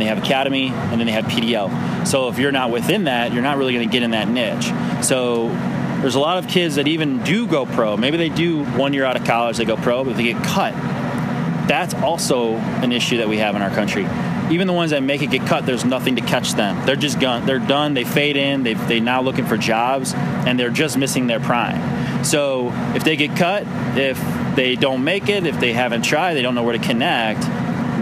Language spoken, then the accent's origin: English; St. Louis, Missouri, United States; I grew up playing right here in the St. Louis Latin League